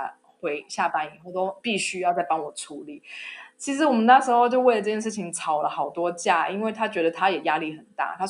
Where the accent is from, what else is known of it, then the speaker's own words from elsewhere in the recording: Taiwan; moved away as an adult; now in Germany; 知道我是台湾人